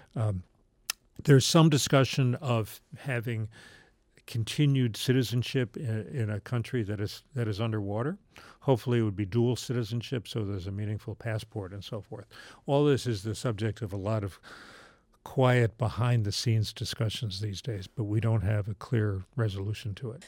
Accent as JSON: {"language": "English", "town": "Charleston", "region": "West Virginia", "country": "United States", "tie": "born or raised there", "said": "I grew up in Charleston, West Virginia"}